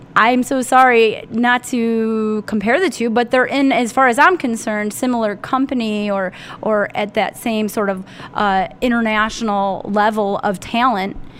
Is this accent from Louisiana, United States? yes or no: no; Northeast Ohio, United States; I grew up in Northeast Ohio for the most part